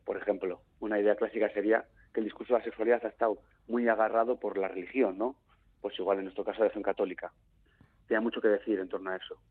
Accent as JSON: {"language": "Spanish", "region": "Basque Country", "country": "Spain", "said": "Yo me puedo etiquetar como vasco, como Euskaldun"}